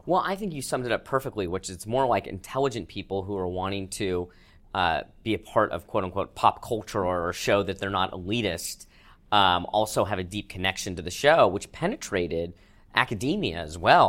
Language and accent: English; Manhattan Beach, California, United States; growing up in Manhattan Beach, I didn't have any sort of Jewish identity